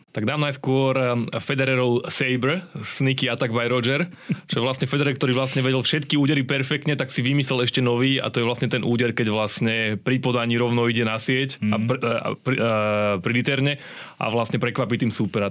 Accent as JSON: {"language": "Slovak", "country": "Slovakia", "said": "my Slováci"}